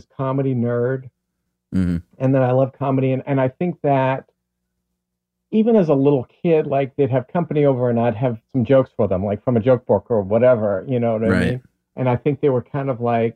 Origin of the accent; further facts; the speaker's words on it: Newton, Massachusetts, United States; I was born and raised in Newton, Mass., which is just outside of Boston